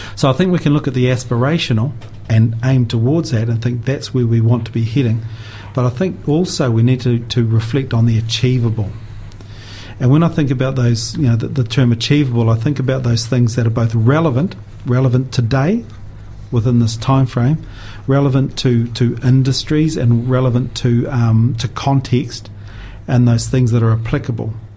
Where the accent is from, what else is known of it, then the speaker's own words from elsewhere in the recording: Invercargill, Southland, New Zealand; now in Dunedin, New Zealand; growing up in Invercargill.